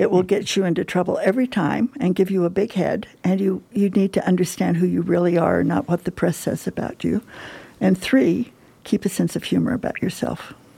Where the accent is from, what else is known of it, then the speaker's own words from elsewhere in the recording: Huntington Park, California, United States; I grew up in Huntington Park, California, which is in Southern California